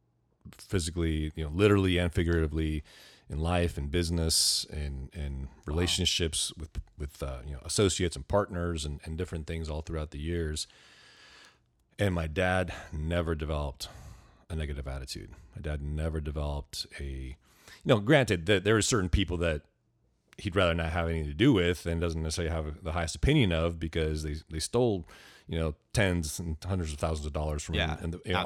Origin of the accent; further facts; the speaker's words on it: Ventura, California, United States; now in Camarillo, United States; I grew up Ventura in Ventura. County. I grew up in Ventura. I started third grade in Ventura, grew up there. I've been in Camarillo now for about 18 years